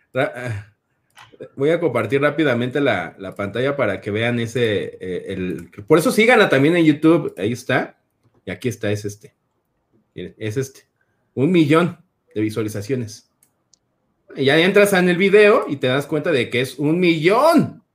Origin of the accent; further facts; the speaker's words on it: State of Mexico, Mexico; sí soy del Estado de México